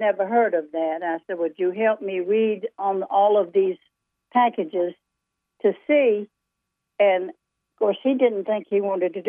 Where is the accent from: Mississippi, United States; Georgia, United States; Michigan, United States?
Georgia, United States; now in Raleigh, United States; No, I'm originally from Georgia, but I haven't lived there for 60-some years.